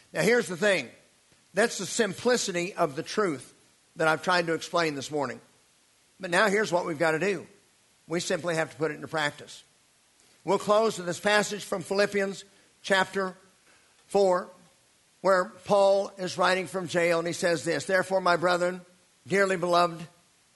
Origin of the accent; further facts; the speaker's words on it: United States; growing up in the American church